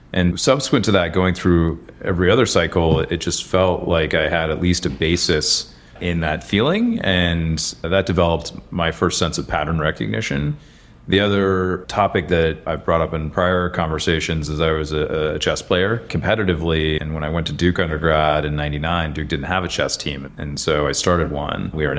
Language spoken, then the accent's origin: English; London, United Kingdom; also born or lived in Frankfurt, Germany / Chicago; now in United States; And so I was born in Frankfurt and then followed the hamburger around Europe. Thankfully, McDonald's decided to set up their HQ in London. So I spent my formative years in London, but always with American parents, so never developed an accent